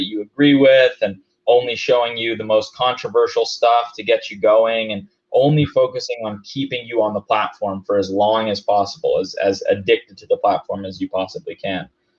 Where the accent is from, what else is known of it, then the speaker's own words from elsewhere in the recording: Denver, Colorado, United States; I'm from Denver, so of course I'm going to use that as an example.